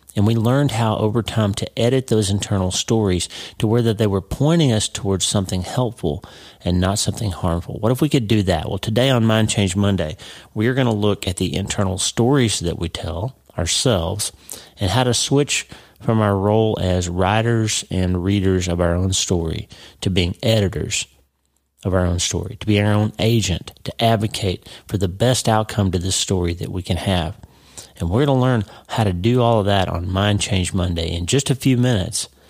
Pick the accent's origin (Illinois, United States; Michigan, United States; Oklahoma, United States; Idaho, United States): Oklahoma, United States; Broken Bow; moved away as an adult; also born or lived in Pittsburgh; I grew up in a very small town. A, a nobody town in Oklahoma, and I love my hometown. But but if you grew up in New York City, you wouldn't think much of my little hometown. Two thousand people, Broken Bow, Oklahoma